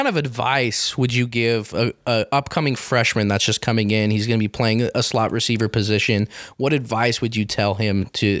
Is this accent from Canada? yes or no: no; Grantsville, United States; and I'm from the Grantsville area, so I was born and bred disliking Morgan and what they stand for.